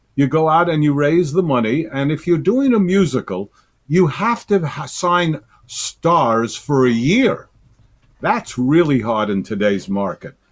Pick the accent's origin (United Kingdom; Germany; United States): United States; New York City, New York; I'm a New Yorker.